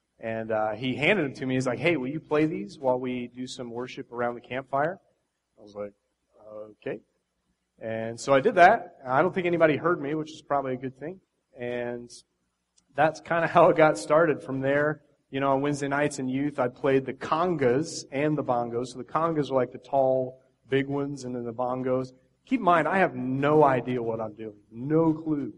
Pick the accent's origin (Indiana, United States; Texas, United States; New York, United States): Indiana, United States; moved away as an adult; I grew up 20 years in Indiana. I was there for the first 20 years of my life.